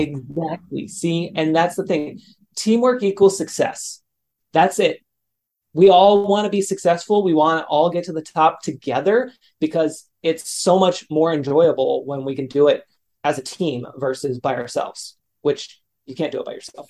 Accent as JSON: {"language": "English", "region": "California", "country": "United States", "tie": "born or raised there", "said": "my hometown here in California"}